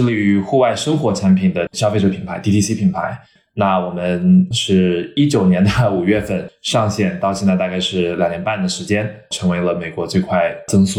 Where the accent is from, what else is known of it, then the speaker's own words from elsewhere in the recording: China; born there; 但是我们因为我自己的华人背景，我在中国出生嘛，供应链完全是在中国